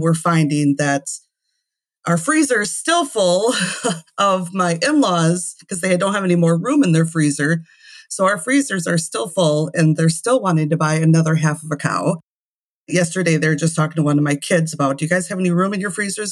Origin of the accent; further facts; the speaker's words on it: Prairie du Chien, Wisconsin, United States; now in La Crosse, United States; I grew up in Prairie du Chien, which is about an hour south of us, which is a way smaller town